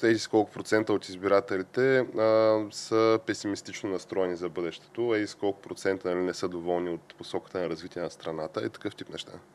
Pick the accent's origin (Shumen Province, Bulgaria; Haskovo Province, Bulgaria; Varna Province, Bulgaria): Shumen Province, Bulgaria; Shumen; моя роден град Шумен